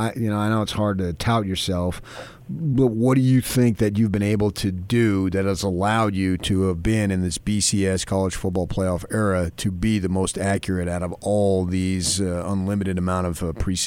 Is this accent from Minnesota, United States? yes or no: no; New Jersey, United States; moved away; I was born in North Jersey.